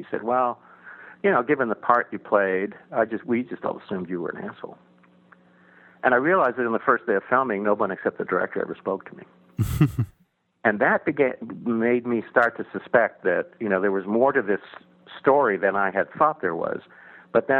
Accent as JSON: {"language": "English", "region": "Texas", "country": "United States", "tie": "born or raised there", "also_born_or_lived": "Iceland", "moved": "as an adult"}